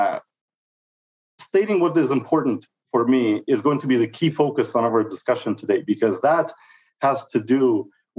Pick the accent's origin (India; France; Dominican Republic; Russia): Russia; moved away as an adult; now in Canada; I'm 40 years old. I'm an immigrant from Russia that's been here in Canada for over 20 years